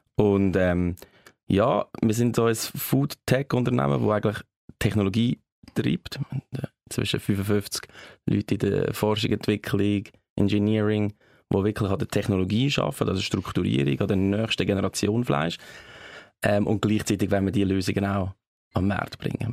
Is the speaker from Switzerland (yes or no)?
yes; Switzerland; also born or lived in Buffalo, New York, United States; die Schweiz gefällt mir sehr, das ist meine Heimat ja, unsere Heimat, tolles Land